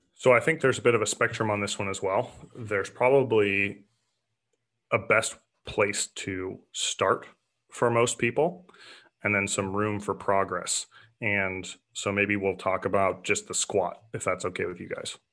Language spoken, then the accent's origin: English; Portland, Oregon, United States; I grew up in Portland, Oregon